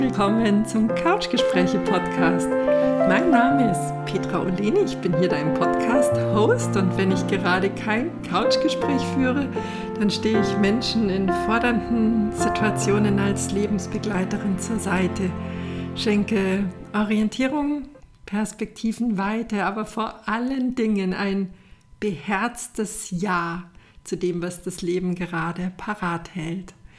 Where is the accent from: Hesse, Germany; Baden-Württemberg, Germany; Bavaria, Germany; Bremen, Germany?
Bavaria, Germany; Rosenheim; meiner Heimatstadt in Rosenheim